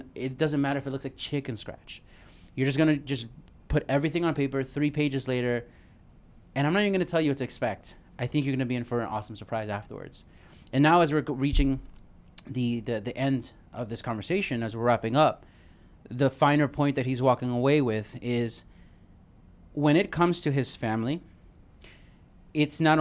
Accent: New York City, New York, United States; I'm from Brooklyn

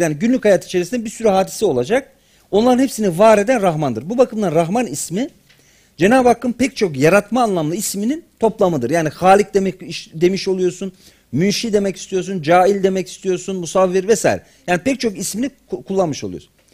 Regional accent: Black Sea Region, Turkey

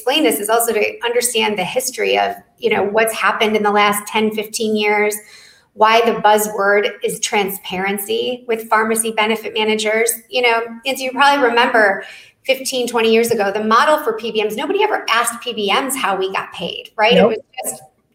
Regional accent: Detroit, Michigan, United States; my hometown in Detroit.

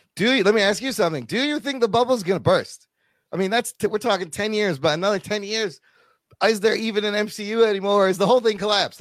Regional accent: Chicago, Illinois, United States; I am also a Pakistani American who was raised in Chicago, an immigrant parent

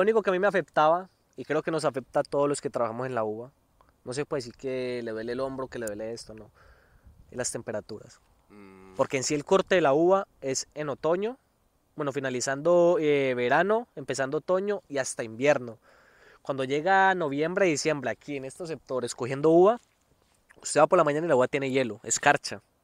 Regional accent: Colombia; moved away as an adult; now in Alicante, Spain; como somos colombianos

